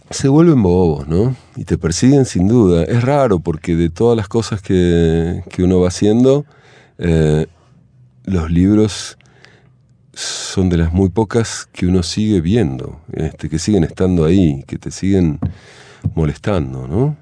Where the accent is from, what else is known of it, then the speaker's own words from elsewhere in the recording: Argentina; moved away as an adult; cuando yo me fui de Argentina, que tenía 18 años